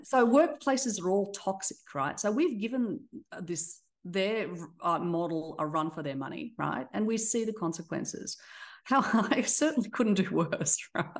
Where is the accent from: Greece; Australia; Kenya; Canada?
Australia; accent: Australian; moved away as an adult; also born or lived in Black Sea coast; now in Dallas, United States; I have an Australian accent, so I was raised in Australia. I was born on the coast of the Black Sea, so an immigrant once, and then now I live in Dallas